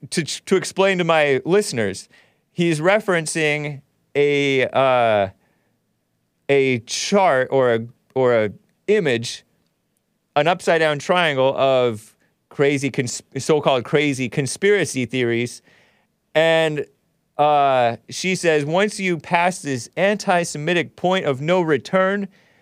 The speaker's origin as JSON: {"language": "English", "town": "Temple City", "region": "California", "country": "United States", "tie": "born or raised there", "said": "Did you know I grew up in Temple City, California? But I went to school in El Monte, which makes it sound more ghetto."}